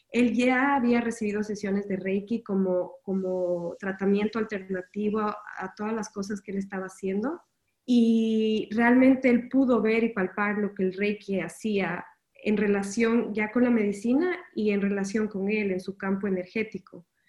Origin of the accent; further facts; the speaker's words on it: Ecuador; moved away as an adult; now in Miami, United States; me mudé de, Ecuador, yo soy ecuatoriana y me mudé a, Miami